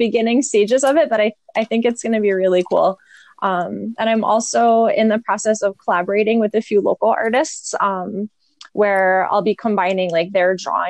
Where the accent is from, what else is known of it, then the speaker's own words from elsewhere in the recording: New Jersey, United States; I grew up in New Jersey right along it.